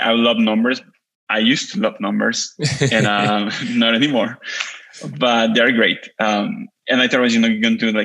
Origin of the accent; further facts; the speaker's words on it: Mexico; English is a second language; now in United States; I'm from Mexico